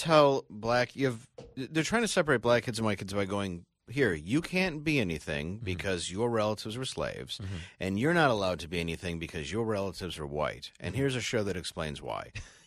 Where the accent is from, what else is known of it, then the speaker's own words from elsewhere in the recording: Detroit, Michigan, United States; I'm from Detroit